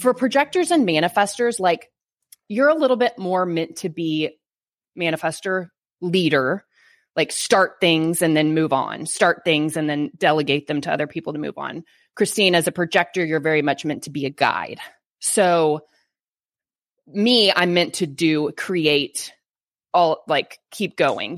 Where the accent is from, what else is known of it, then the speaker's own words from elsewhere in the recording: Bible Belt, Texas, United States; I live in Texas. Like, I'm from the Bible Belt